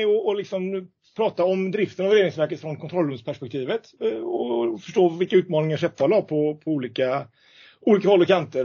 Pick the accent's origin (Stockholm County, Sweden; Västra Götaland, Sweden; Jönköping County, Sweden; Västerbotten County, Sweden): Västra Götaland, Sweden; Gothenburg; hemma i Göteborg